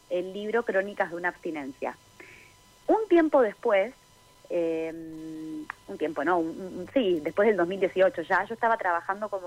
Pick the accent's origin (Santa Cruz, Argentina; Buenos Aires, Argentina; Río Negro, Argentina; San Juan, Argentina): Buenos Aires, Argentina; now in San Martín de los Andes, Argentina; Eh, bueno, yo estoy viviendo en San Martín de los Andes hace nueve años. Eh, crecí en Buenos Aires y estoy viviendo acá en la Patagonia hace ya nueve años.